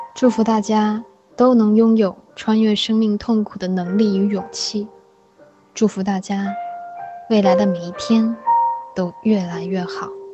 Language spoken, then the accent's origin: Chinese; China; 我们中国人表达情绪和表达情感的方式很内敛